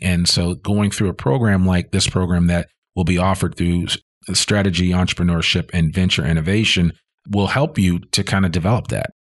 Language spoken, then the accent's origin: English; Northeast, United States; moved away as an adult; also born or lived in Boston; now in Northwest Arkansas, United States; growing up in the Northeast